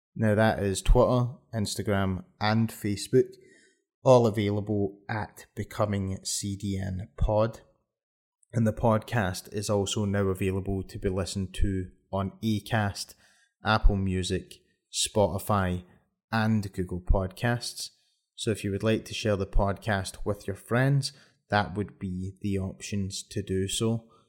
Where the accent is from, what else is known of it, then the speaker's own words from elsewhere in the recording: Glasgow, Scotland, United Kingdom; my hometown of Glasgow